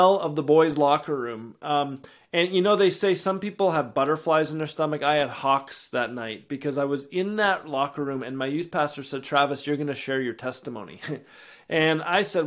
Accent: Edmonton, Alberta, Canada; I was born and raised in Edmonton

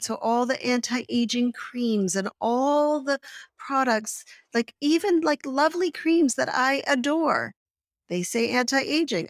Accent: Canada; I grew up in Canada

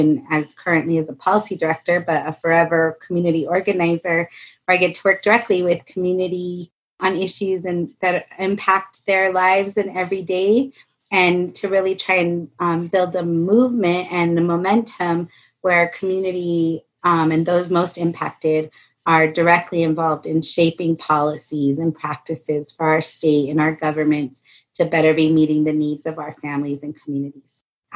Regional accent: Albuquerque, New Mexico, United States; I actually live in the home that I grew up in here in Southeast Albuquerque

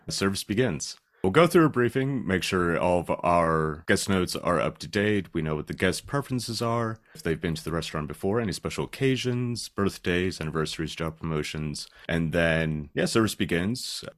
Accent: Schuylkill County, Pennsylvania, United States; moved away as an adult; now in London, United Kingdom; I came from Schuylkill County, very, very small town, like, big coal mining area.

